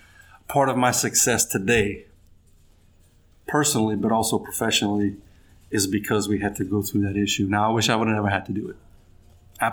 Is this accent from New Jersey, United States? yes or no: no; Larose, Louisiana, United States; also born or lived in Cut Off, Louisiana / Baton Rouge, Louisiana; I'm a Cajun boy from down the bayou in Lafourche Parish.